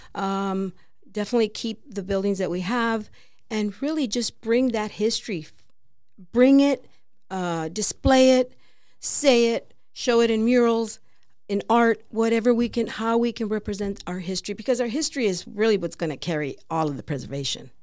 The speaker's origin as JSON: {"language": "English", "town": "Peoria", "region": "Arizona", "country": "United States", "tie": "born or raised there", "said": "I grew up in Varney Track"}